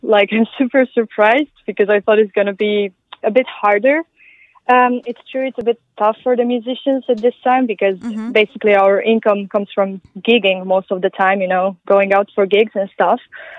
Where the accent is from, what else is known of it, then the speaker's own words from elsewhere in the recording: Transylvania, Romania; English is a second language; now in Denmark; I'm originally from Romania, from Transylvania.